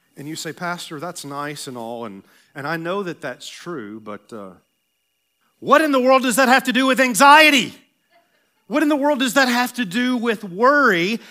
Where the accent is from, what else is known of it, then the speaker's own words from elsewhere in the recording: Tennessee, United States; I'm from Tennessee